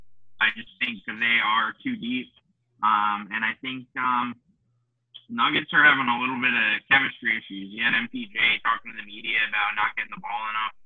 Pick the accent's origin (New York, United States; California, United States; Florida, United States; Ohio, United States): New York, United States; I'm from New York